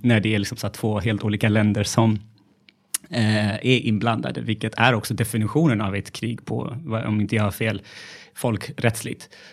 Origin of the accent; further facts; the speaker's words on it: Gondar, Amhara, Ethiopia; now in Sweden; jag är uppvuxen i Etiopien